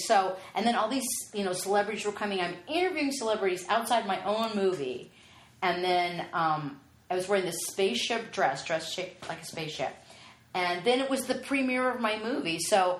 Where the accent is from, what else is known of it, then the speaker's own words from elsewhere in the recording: the Valley, California, United States; accent: Valley Girl; I grew up in the Valley.